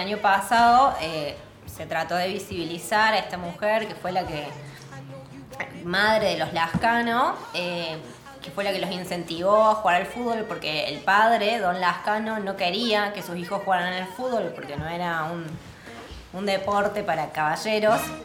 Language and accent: Spanish; Córdoba, Argentina; yo nací me crié en Alberdi